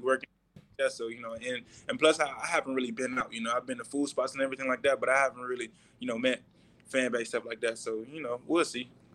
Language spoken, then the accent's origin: English; Orlando, Florida, United States; moved away; I was born in Orlando